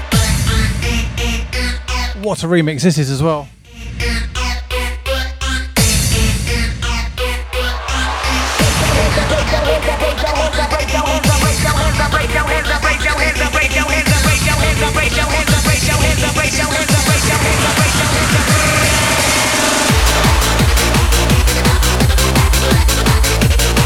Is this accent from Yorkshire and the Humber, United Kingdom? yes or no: no; Sutton, London, United Kingdom; also born or lived in Croydon; I'm not from Epsom. I'm Sutton, innit? Officially Sutton, by about, I don't know, 400 yards